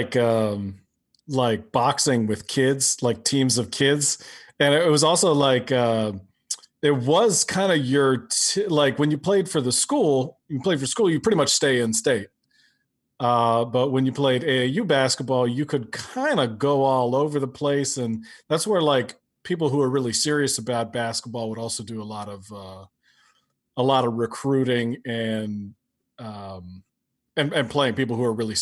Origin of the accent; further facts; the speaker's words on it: Chapel Hill, North Carolina, United States; any dreams that a kid could imagine in Chapel Hill, North Carolina